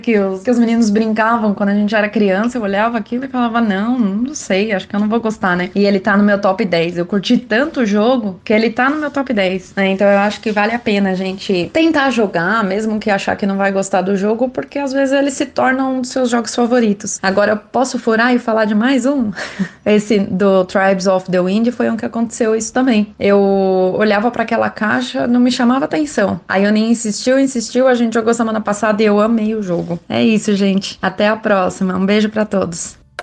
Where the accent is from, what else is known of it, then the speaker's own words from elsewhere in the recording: São Paulo, Brazil; sou de São Paulo.